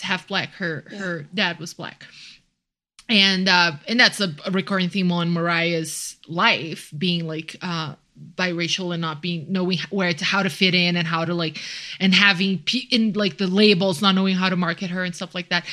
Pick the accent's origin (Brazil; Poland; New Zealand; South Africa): Brazil; now in Mexico City, Mexico; I'm from Brazil, and I'm actually living in Mexico City